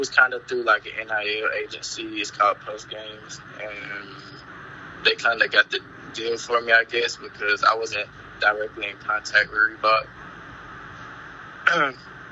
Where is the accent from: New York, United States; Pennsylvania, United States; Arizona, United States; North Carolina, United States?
North Carolina, United States; Charlotte; I'm from Charlotte, North Carolina. Born and raised.